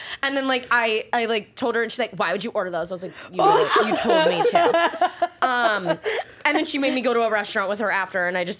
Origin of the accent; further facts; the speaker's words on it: Virginia, United States; Well, you know what? I am a redneck. I'm from Virginia.